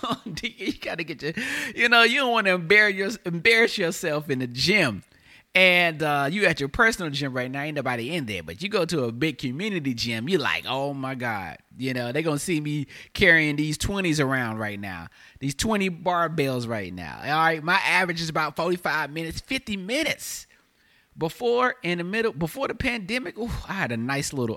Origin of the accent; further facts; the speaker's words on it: High Point, North Carolina, United States; also born or lived in Raleigh, North Carolina; now in Los Angeles, United States; I'm from the South, from North Carolina, all right? I'm from High Point, North Carolina